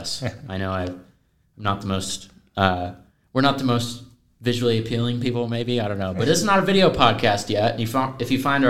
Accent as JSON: {"language": "English", "town": "Spokane", "region": "Washington", "country": "United States", "said": "I'm from Spokane, Washington"}